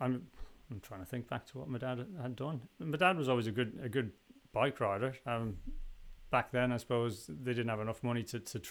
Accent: Canada; also born or lived in Isle of Man; I was born on the island and then moved to Canada when I was 4 years old

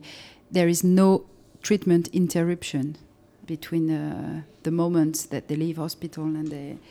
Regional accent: France; I'm a French clinical pharmacist in the hematologic unit in a hospital in Paris

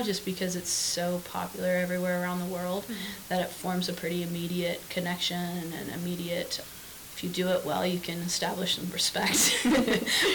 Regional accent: Los Angeles, California, United States; moved away as an adult; also born or lived in Santa Barbara, California; now in Charlotte, United States; I grew up in Los Angeles, California, the southern part

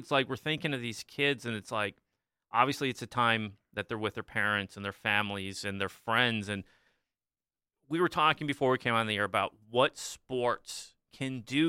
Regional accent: Dexter, Michigan, United States; I came from Dexter, right? We have Chelsea, Pinckney, those guys are around us, Ann Arbor schools.

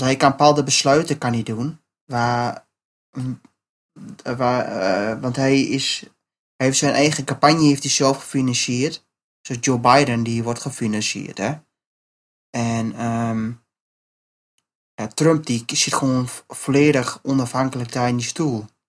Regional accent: Netherlands; ik ben Nederlander

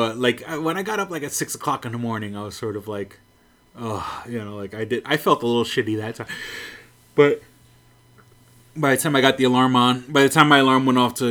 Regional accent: New York City, New York, United States; I'm from New York City

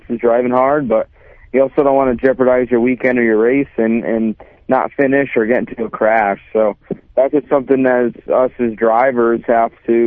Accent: Connecticut, United States; I'm from Connecticut, and there's not a single dirt track in Connecticut.

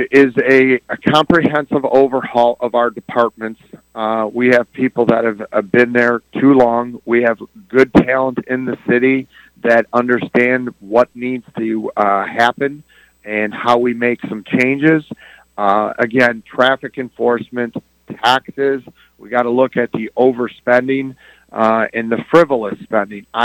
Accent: Dearborn, Michigan, United States; Well, I uh, I'm a lifelong Dearborn resident, like uh, many of our other candidates

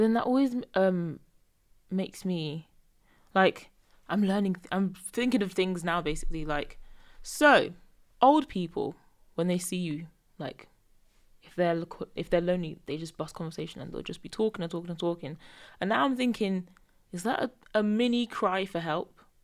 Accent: Nigeria; we're both Nigerian

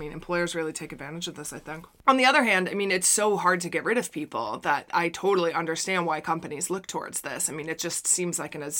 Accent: United States; As an American, I can't support England for

